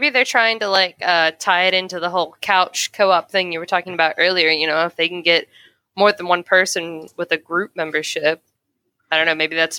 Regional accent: West Virginia, United States; it's based in my home state. It's got my hometown.

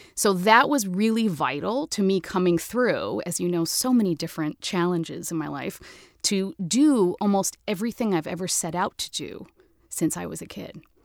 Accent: United States; I'm American as apple pie

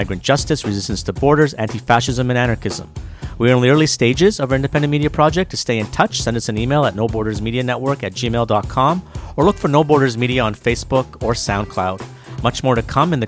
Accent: Canada; also born or lived in Montreal / Toronto; I'm one of those Canadians

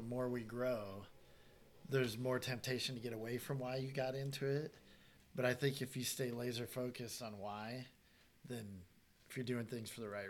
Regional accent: Iowa, United States; now in Nebraska, United States; I grew up in Iowa.

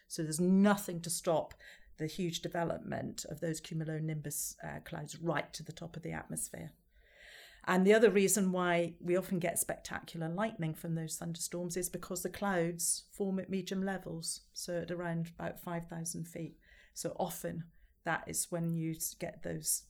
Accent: Scotland, United Kingdom; I'm Scottish

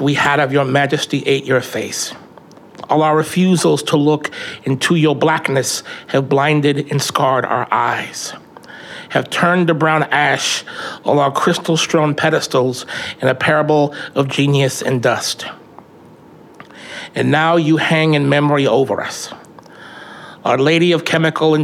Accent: Tacoma, Washington, United States; growing up in Hilltop in the 90s

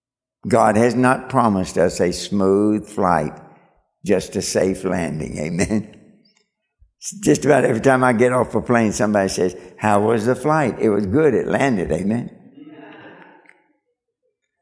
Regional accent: Kentucky, United States; I'm from Kentucky.

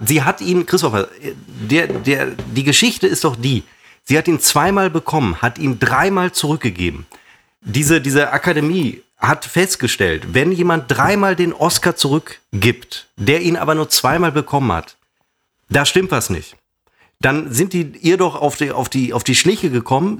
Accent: the West, West Germany, Germany; bei uns im Westen

